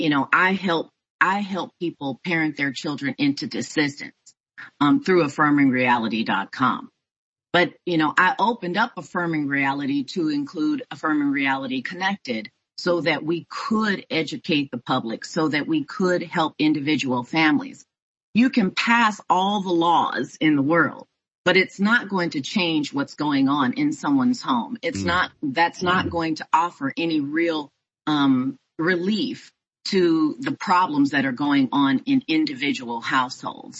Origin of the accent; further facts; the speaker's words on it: Houston, Texas, United States; now in Houston, United States; my hometown of Houston, Texas